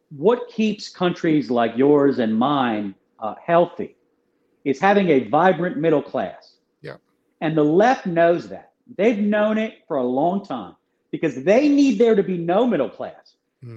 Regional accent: Philadelphia, Pennsylvania, United States; I'm from Philadelphia. We're we're all, we're all troublemakers from Philadelphia.

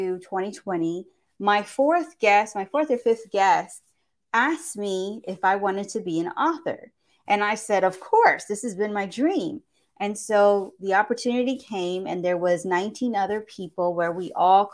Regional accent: Houston, Texas, United States; I am from Houston, Texas

